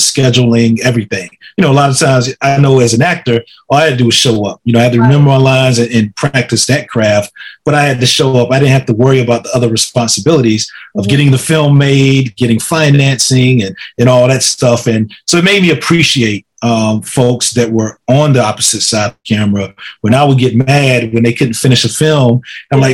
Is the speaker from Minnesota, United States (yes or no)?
no; Laurinburg, North Carolina, United States; It's a historic black boarding and day school in my hometown.